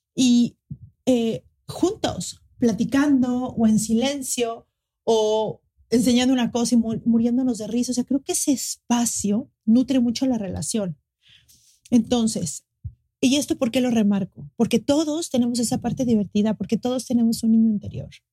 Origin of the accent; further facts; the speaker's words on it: Mexico City, Mexico; now in Cancún, Mexico; soy de la Ciudad de México, pero ahora vivo en Cancún